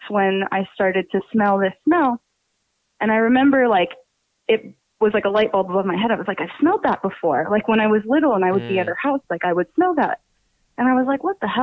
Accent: Pennsylvania, United States; accent: New Jersey; I'm from Pennsylvania

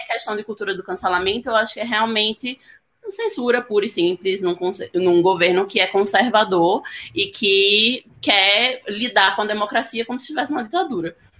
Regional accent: Northeast Region, Brazil; eu sou nordestina

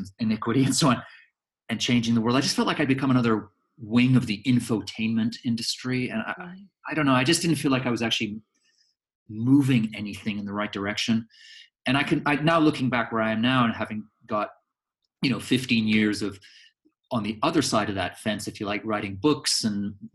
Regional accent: Canada; moved away as an adult; also born or lived in Edinburgh, Scotland; now in London, United Kingdom; My parents up sticks and emigrated to Canada when I was a baby. So I grew up in Canada. I'm Canadian.

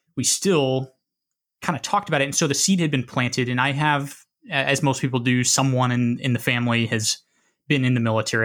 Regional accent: Midwest, United States; moved away as an adult; I grew up in the Midwest, and so very landlocked

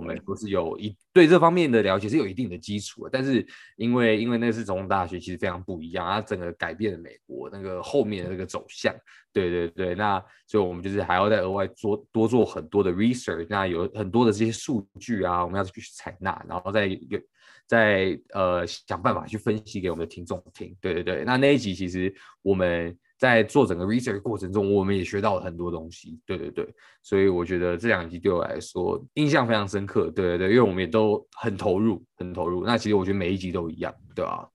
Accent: Taiwan; moved away; 有些台湾自己家乡相关的一些背景啊、文化啊

